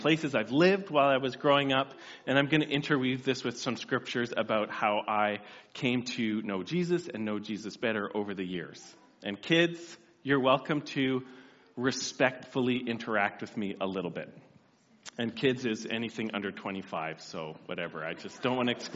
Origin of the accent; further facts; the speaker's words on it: Whistler, British Columbia, Canada; now in Steinbach, Canada; this is the house I grew up in Whistler, BC